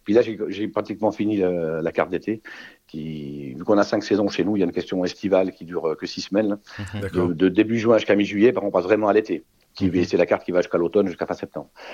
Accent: Switzerland; chez nous, en Suisse

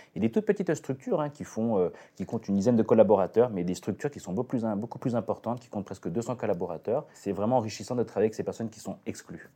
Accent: Côte-d'Or, Bourgogne-Franche-Comté, France; je suis plutôt originaire de, la Côte d'Or

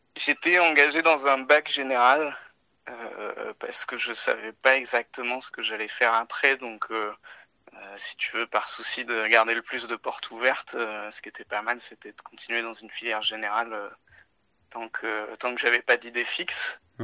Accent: Touraine, Centre-Val de Loire, France; moved away as an adult; also born or lived in Agen / Paris / Morteau / Geneva; now in Bordeaux, France; je suis né à Agen, j'ai été élevé en Touraine

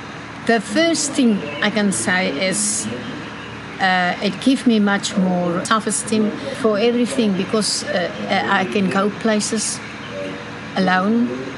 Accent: Pretoria, Gauteng, South Africa; English is a second language; also born or lived in Namibia; I'm from Pretoria in South Africa, born in Namibia.

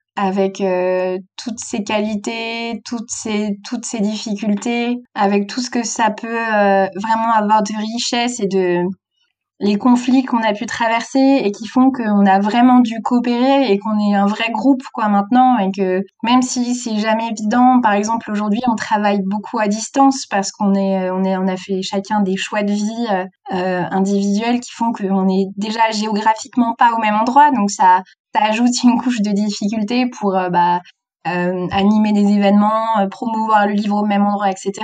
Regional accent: South Finistère, Brittany, France; moved away as an adult; also born or lived in Nantes; j'avais fait mon lycée à Quimper, j'ai grandi dans le Sud Finistère

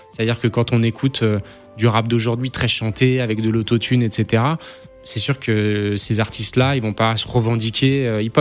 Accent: Paris, Île-de-France, France; born there; also born or lived in Auxerre / Dijon; je suis né à Paris, j'ai bougé en province, à Auxerre, à Dijon, etc.

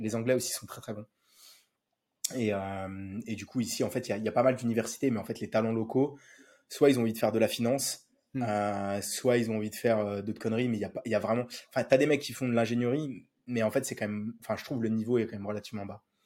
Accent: south of Paris, Île-de-France, France; also born or lived in Clermont-Ferrand; now in Hong Kong; mais moi j'ai grandi dans le sud de Paris

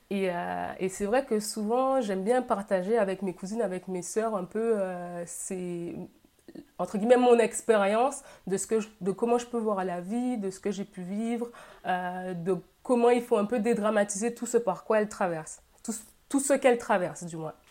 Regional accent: Guadeloupe; now in Carcassonne, France; j'ai 29 ans, je suis originaire de la Guadeloupe. Je vis actuellement dans le sud de la France, à Carcassonne.

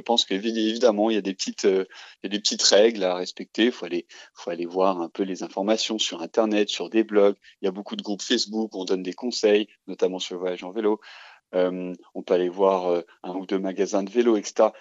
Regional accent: Dijon, Bourgogne-Franche-Comté, France; je suis originaire de Dijon

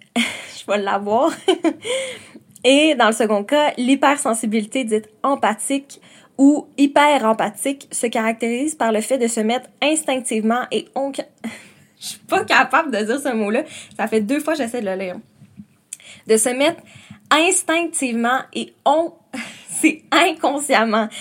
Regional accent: Quebec City, Quebec, Canada; moved away as an adult; now in Montreal, Canada; je viens de Québec et là j'habite à Montréal

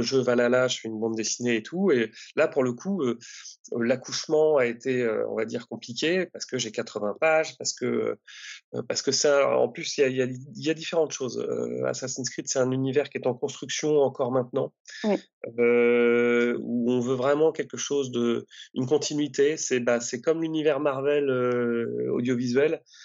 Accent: Normandy, France; je suis originaire de Normandie

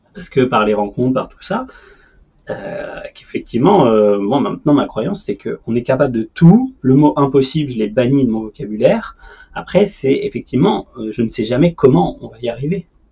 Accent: Paris, Île-de-France, France; en tant que Parisien

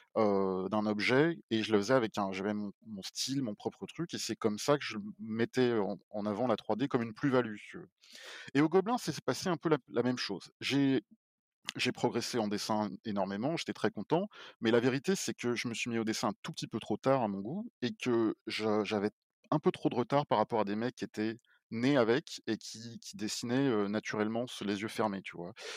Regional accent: Paris, Île-de-France, France; moved away as an adult; je suis parisien. Donc moi, j'ai vécu toute ma vie à Paris avant

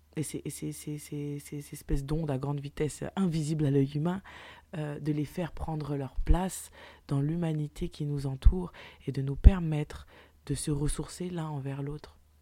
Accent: Paris, Île-de-France, France; je suis parisienne

